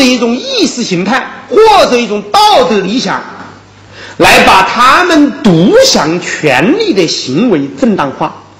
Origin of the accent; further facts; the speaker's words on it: China; 我们中国人接受了现代的法国理念